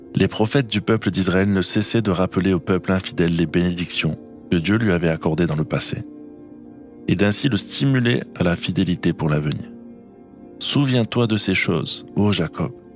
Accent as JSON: {"language": "French", "region": "Normandy", "country": "France", "tie": "born or raised there", "moved": "yes", "said": "les lieux de mon enfance en Normandie"}